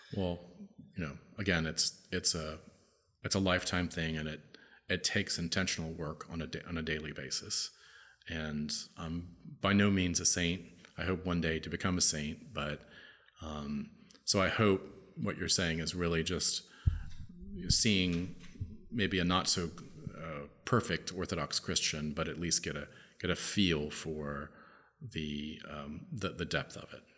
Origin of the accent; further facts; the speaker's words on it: United States; I'm an American. I live in the United States of America